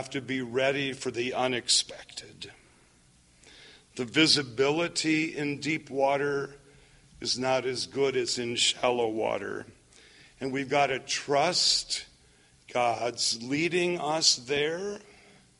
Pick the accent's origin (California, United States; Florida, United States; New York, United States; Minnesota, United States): Minnesota, United States; I grew up in Minnesota.